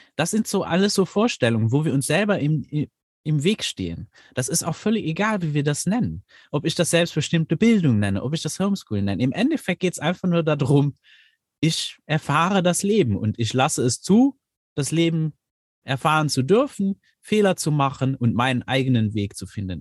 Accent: Luxembourg; ich bin aus Luxemburg

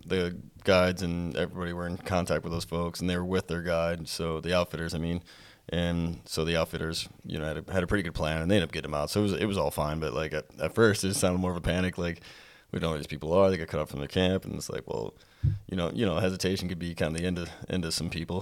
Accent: Whitehall, United States; my hometown to Whitehall

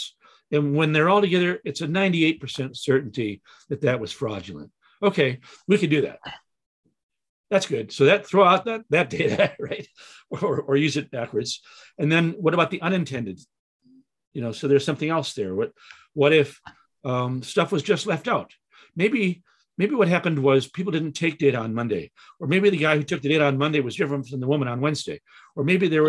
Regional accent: Chicago, Illinois, United States; moved away; I came from Chicago

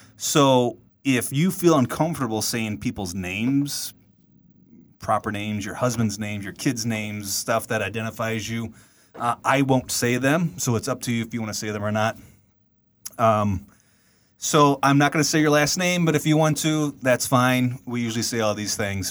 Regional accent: Black Oak, Missouri, United States; We are from the hills, Black Oak, Missouri. Uh, born and raised on the farm

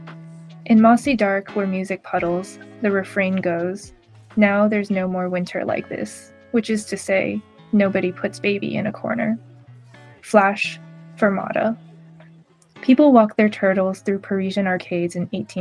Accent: South Bay, California, United States; also born or lived in Washington State / Hangzhou, China / United Kingdom / Taiwan; now in Berkeley, United States; South Bay. So I grew up in California

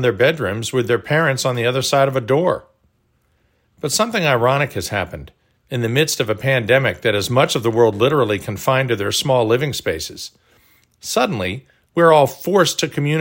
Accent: Texas, United States; also born or lived in Oklahoma; When I was growing up in Texas and Oklahoma

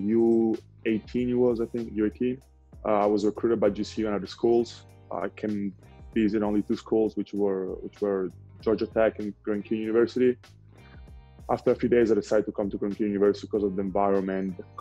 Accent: Bolzano, Trentino-Alto Adige, Italy; English is a second language; moved away as an adult; now in United States; I'm from Bolzano, a small town in northern Italy.

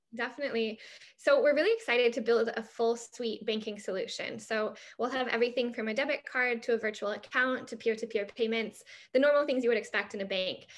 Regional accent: United States; I'm American

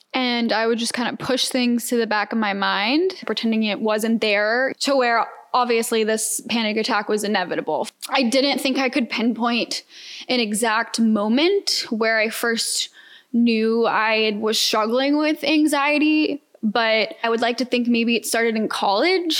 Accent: Atlanta, Georgia, United States; moved away as an adult; now in Houston, United States; I'm a Georgia peach, for those who don't know, born and raised in Atlanta

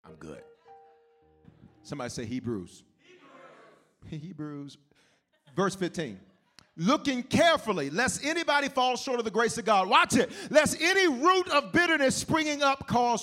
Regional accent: the South, United States; growing up in the South, you drink coffee, even as little kids

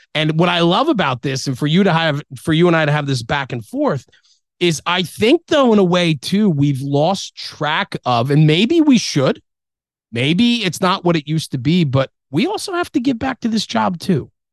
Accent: Ridgewood, New Jersey, United States; I was born in Ridgewood, New Jersey

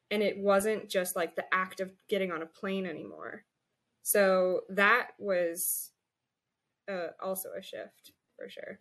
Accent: Colorado, United States; moved away as an adult; also born or lived in New York; I grew up in Colorado

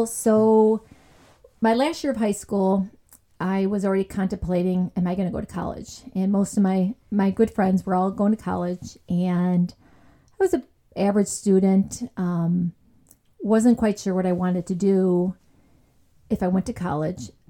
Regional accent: Chicago, Illinois, United States; I was born in Chicago, South Side

